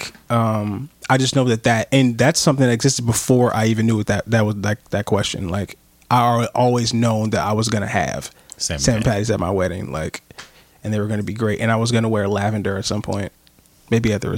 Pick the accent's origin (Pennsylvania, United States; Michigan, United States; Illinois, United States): Michigan, United States; Pontiac; I'm from Michigan.